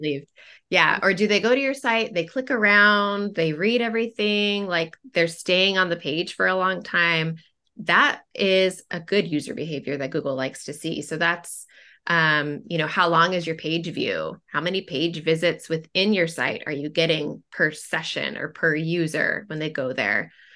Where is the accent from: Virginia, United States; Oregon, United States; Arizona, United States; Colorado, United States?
Oregon, United States; Portland; I am from Portland, Oregon, and, um, lived there most of my life.